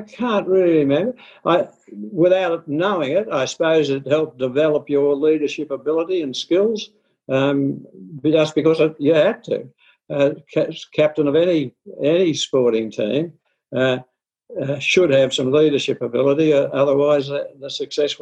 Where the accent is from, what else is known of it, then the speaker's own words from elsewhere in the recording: Melbourne, Victoria, Australia; born in Melbourne, and I went to Wesley private school